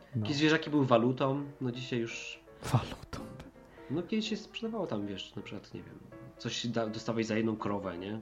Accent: Silesian Voivodeship, Poland; ja jestem ze Śląska

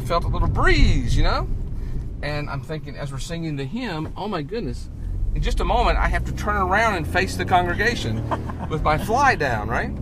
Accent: North Carolina, United States; now in Maine, United States; I'm originally from North Carolina, uh, but I live in the state of Maine right now

